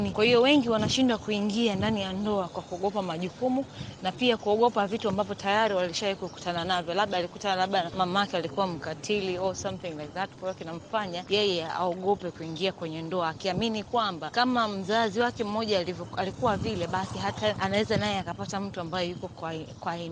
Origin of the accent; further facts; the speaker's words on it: Dar es Salaam, Tanzania; natokea Dar es Salaam.